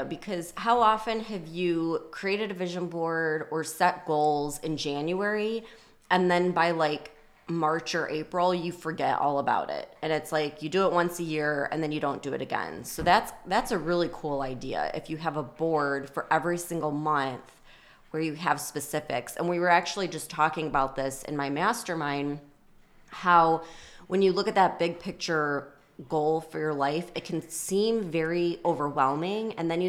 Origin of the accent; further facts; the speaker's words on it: Illinois, United States; I grew up outside of Chicago and it could be like a blizzard and, you know, sub-zero temperatures